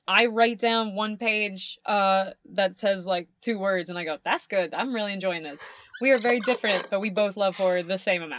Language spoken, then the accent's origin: English; Florida, United States; See, I came from a town that was our entire, like, we made our money based on tourism because I grew up in Florida.